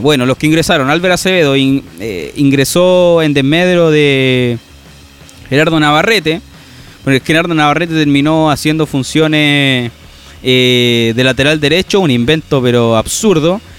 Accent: Rancagua, O'Higgins, Chile; yo soy de O'Higgins, de Rancagua

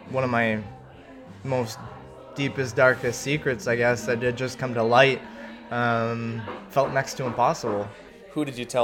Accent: Milton, Ontario, Canada; represented such an amazing country mm-hmm. and my hometown of Milton

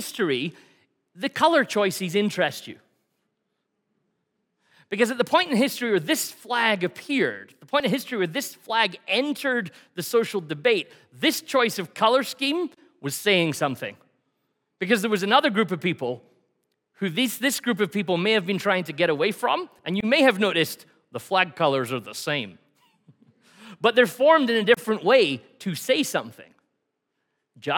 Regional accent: Scotland, United Kingdom; now in Canada; I'm Scottish

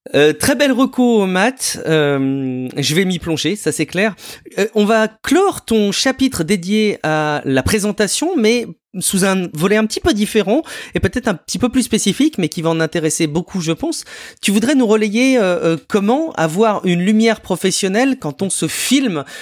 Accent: France; chez nous en France

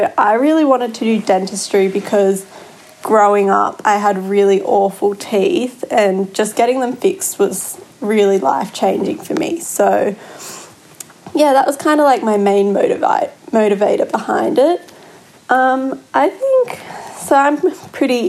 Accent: Sydney, New South Wales, Australia; I'm from Sydney

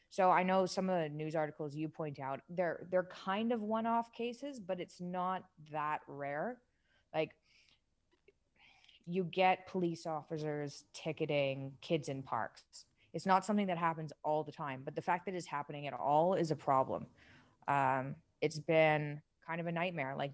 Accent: Toronto, Ontario, Canada; moved away as an adult; now in Dubai, United Arab Emirates; So I'm from Toronto

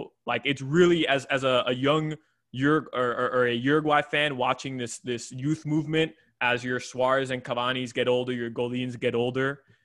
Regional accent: Kendall, Florida, United States; I was born in Kendall

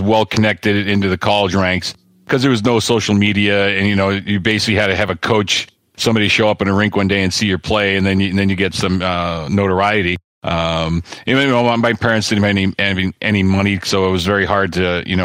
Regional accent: Framingham, Massachusetts, United States; moved away as an adult; also born or lived in Pittsburgh; I grew up, I was born in Framingham, which is about 25 minutes west of the city

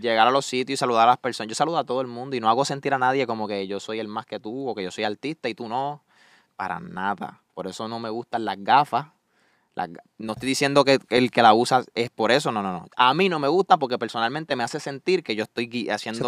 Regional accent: Salinas, Puerto Rico; accent: Puerto Rican (boricua); moved away as an adult; now in Orlando, United States; Salinas, Puerto Rico, un Paseo Costa del Sur es donde yo viví casi toda mi vida

